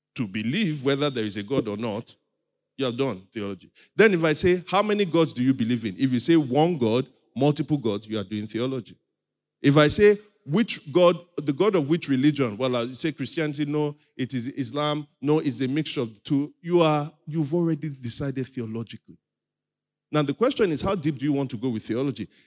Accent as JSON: {"language": "English", "country": "Nigeria", "said": "I'm also a Nigerian."}